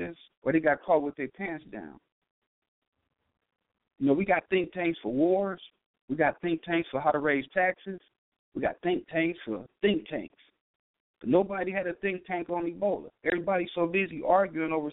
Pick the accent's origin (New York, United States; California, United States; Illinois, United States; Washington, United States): California, United States; Compton; I'm an ex-gangbanger. I'm from Compton